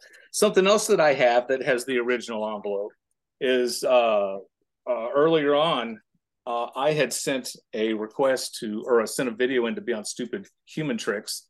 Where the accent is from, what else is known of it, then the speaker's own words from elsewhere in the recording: Indiana, United States; I'm from Indiana